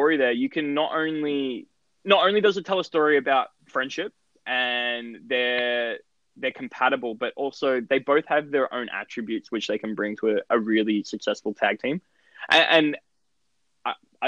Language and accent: English; Australia; accent: Australian; someone who has an Australian accent